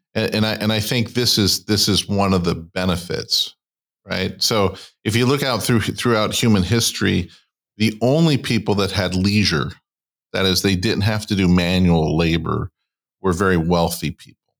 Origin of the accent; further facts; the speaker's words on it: California, United States; I grew up in California